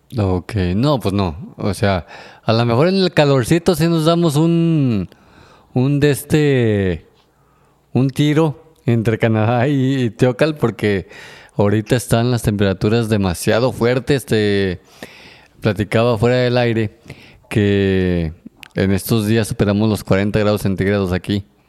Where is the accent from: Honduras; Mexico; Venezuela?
Mexico; nosotros que somos de un pueblo eh, chico, estamos acostumbrados todavía a salir a la calle y decir buenos días, buenas tardes, buenas noches. Este, somos que muy amables, aparte de que así somos los mexicanos